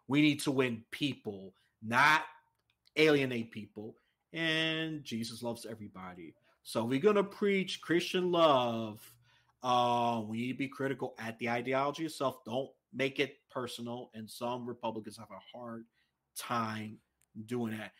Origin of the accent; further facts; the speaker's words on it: New York City, New York, United States; I was raised in New York City.